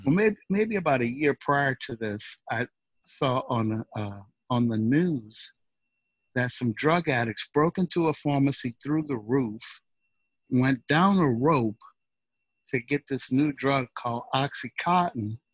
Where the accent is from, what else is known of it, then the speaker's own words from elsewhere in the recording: New Orleans, Louisiana, United States; moved away; also born or lived in Dallas, Texas / Seattle; I was from New Orleans and I lived in Dallas, Texas.